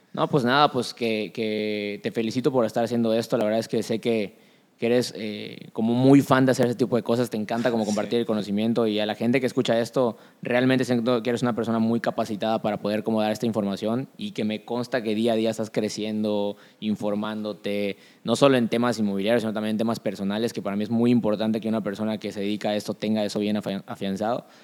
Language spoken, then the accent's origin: Spanish; Yucatán, Mexico; como yucateco